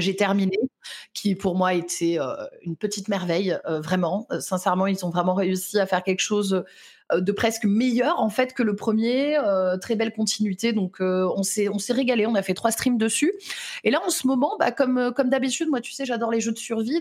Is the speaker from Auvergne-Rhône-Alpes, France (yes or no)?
yes; Lyon, Auvergne-Rhône-Alpes, France; je suis lyonnaise